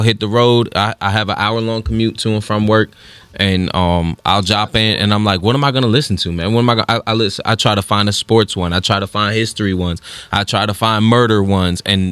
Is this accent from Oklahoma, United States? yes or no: no; Florida, United States; I'm from Florida